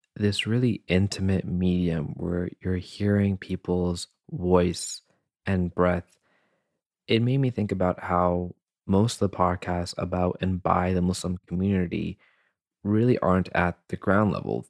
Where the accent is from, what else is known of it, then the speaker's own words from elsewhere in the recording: Canada; also born or lived in Hyderabad, Pakistan; I was born in Hyderabad, Pakistan, and when I was seven years old, I came to Canada with my family.